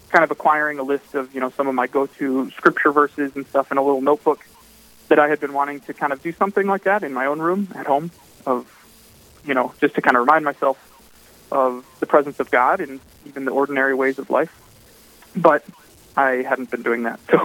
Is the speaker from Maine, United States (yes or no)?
no; Sioux Falls, South Dakota, United States; I grew up in Sioux Falls at, St. Lambert Parish